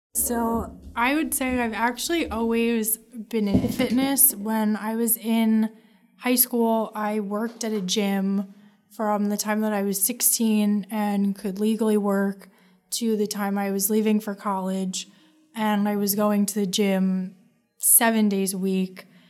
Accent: Marlboro, New Jersey, United States; I am from Marlborough, New Jersey

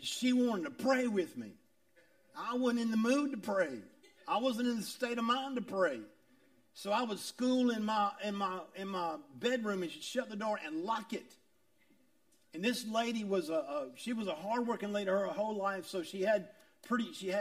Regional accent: Augusta, Georgia, United States; I was from South Augusta. I was a poor kid from South Augusta

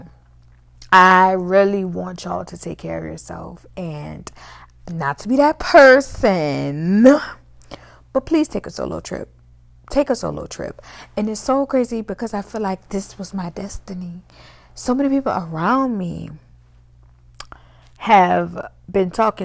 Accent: New Orleans, Louisiana, United States; I'm from New Orleans

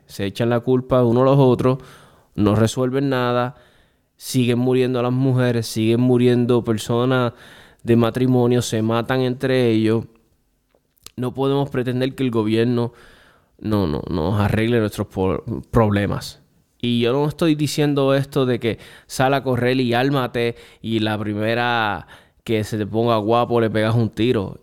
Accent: Puerto Rico

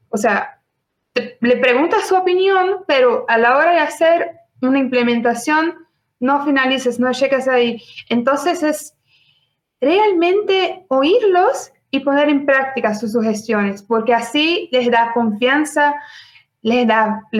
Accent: Brazil; Spanish is a second language; soy brasileña

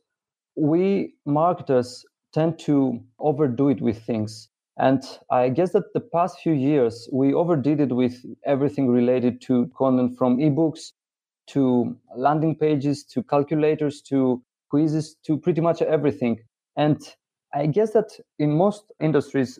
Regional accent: Greece; Greece, which is my home country

